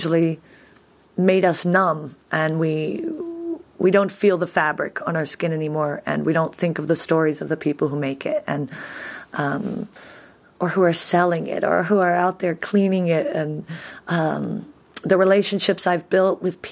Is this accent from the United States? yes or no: yes; Eugene, Oregon, United States; moved away as an adult; also born or lived in Berlin, Germany; now in Rome, Italy; I was born and raised in Eugene, Oregon